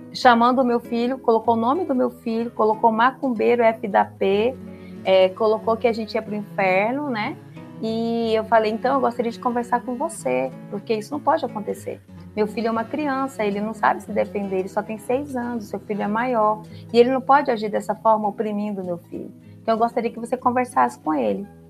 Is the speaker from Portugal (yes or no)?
no; Porto Velho, Rondônia, Brazil; Eu sou do norte, sou de Porto Velho, Rondônia. Eu nasci em Porto Velho, Rondônia, nasci na beira do rio